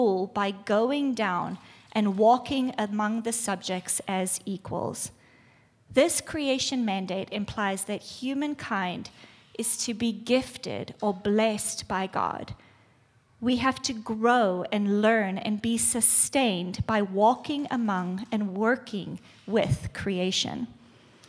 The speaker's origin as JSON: {"language": "English", "country": "South Africa", "moved": "yes", "said": "I'm from South Africa"}